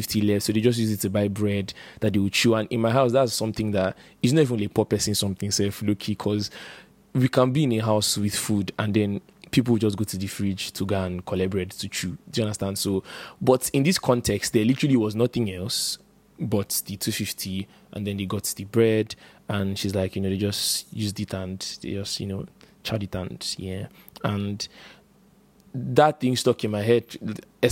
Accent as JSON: {"language": "English", "town": "Port Harcourt", "region": "Rivers State", "country": "Nigeria", "tie": "born or raised there", "said": "I grew up in Port Harcourt"}